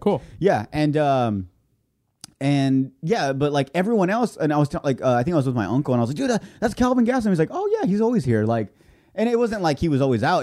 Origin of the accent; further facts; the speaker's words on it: Imperial Valley, California, United States; I'm from this area. I'm from the Imperial Valley